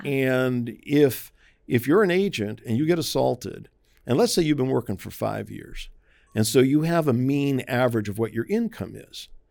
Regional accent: Maryland, United States; moved away; We grew up in Maryland, uh, which is the the northernmost southern state

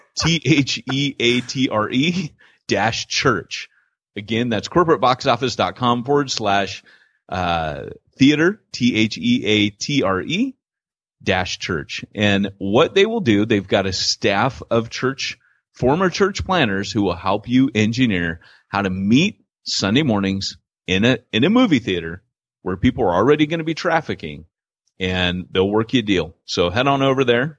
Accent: United States; moved away as an adult; also born or lived in United Kingdom; as an American

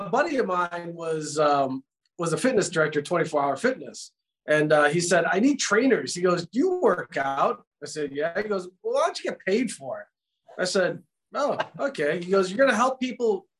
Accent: New York, United States; now in San Jose, United States; I grew up in New York. I moved out here in 72. I moved out here in 97

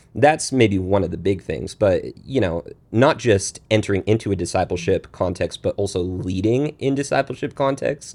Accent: Pacific Northwest, United States; moved away as an adult; also born or lived in Washington State; now in Texas, United States; I grew up in the Pacific Northwest

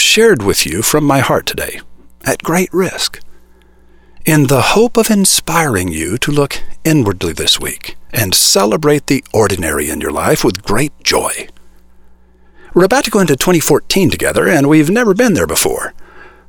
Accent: United States; I was born in America as a white boy

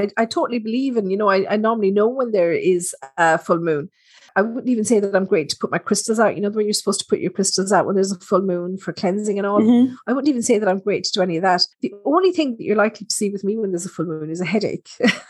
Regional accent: Ireland; as Irish people left Ireland, you know, especially during, I'm loath to say the word famine because we didn't have a famine

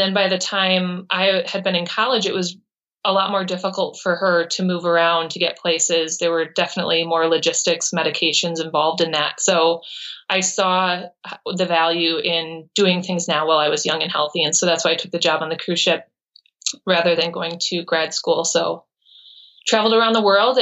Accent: Brookfield, Wisconsin, United States; I was born in Brookfield, Wisconsin

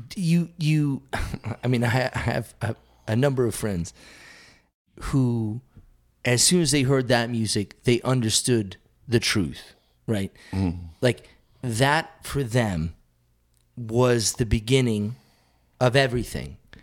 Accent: South Hadley, Massachusetts, United States; South Hadley, Massachusetts

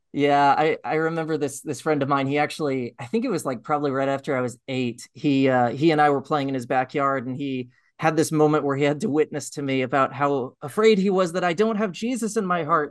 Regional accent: Austin, Texas, United States; also born or lived in Houston, Texas; I lived most of my life in Austin, Texas

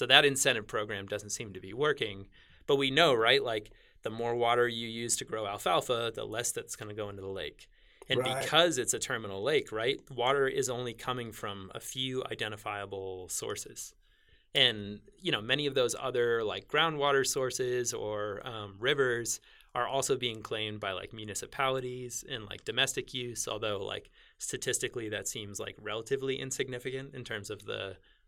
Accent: Northeast, United States; I grew up in the Northeast where that's water was always flowing. Things were always raining. Things were always melting. And everything was flowing to the ocean.

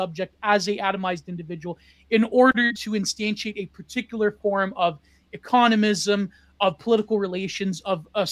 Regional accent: Canada; I come from Canada and I come from a non-place

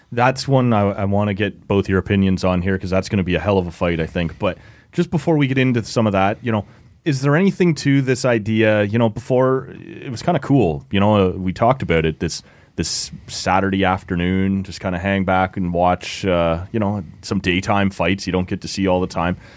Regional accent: just outside Toronto, Ontario, Canada; just outside Toronto

